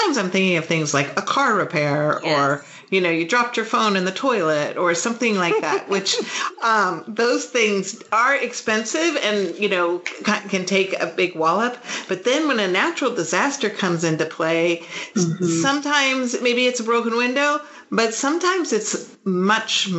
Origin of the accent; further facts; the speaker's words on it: California, United States; moved away; I grew up in California, which is quite different than the Midwest